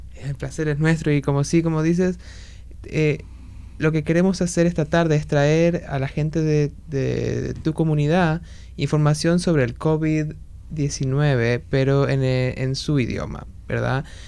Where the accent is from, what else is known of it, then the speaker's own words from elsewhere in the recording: Argentina; now in Washington, United States; Yo soy de argentina